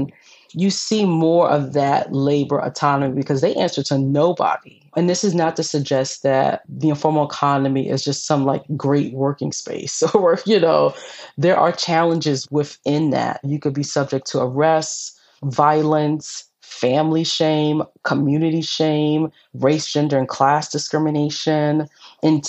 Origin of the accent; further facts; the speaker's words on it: New York City, New York, United States; I'm from New York City. I grew up in the 70s and the 80s.